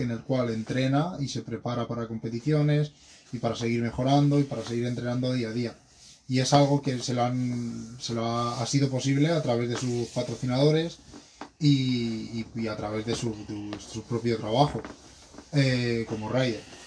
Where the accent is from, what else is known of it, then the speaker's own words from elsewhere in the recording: Madrid, Community of Madrid, Spain; soy de Madrid y tengo 26 años